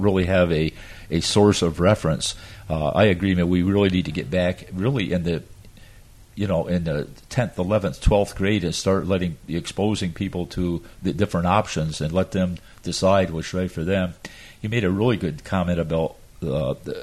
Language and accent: English; the Adirondacks, upstate New York, United States; now in Florida, United States; I came from the Adirondacks in upstate New York, little tiny town